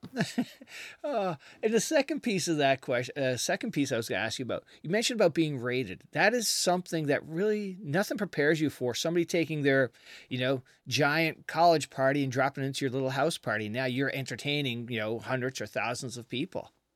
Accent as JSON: {"language": "English", "country": "Canada", "moved": "yes", "lives_now": "United States", "said": "I'm from Canada originally"}